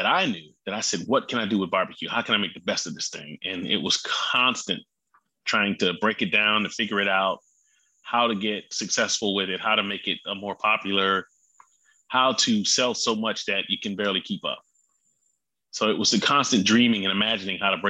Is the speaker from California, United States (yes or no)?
no; Hemingway, South Carolina, United States; growing up in Hemingway was something unique